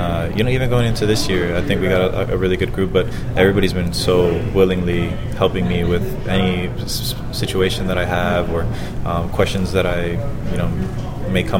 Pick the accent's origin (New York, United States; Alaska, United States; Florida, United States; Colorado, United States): Florida, United States